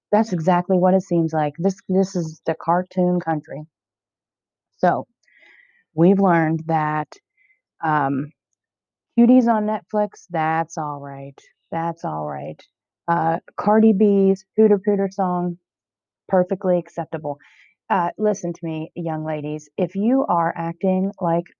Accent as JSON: {"language": "English", "country": "United States", "said": "I'm an American"}